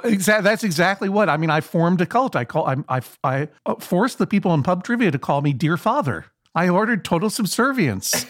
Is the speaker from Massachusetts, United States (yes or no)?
yes; Brookline, Massachusetts, United States; I'm from Brookline, Massachusetts, the home of Conan O'Brien, the hometown of Conan O'Brien